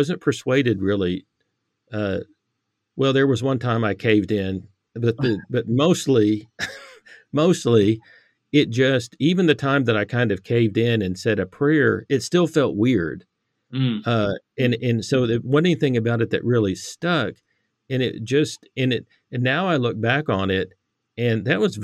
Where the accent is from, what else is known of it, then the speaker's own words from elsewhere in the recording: Irving, Texas, United States; I grew up in Irving, Texas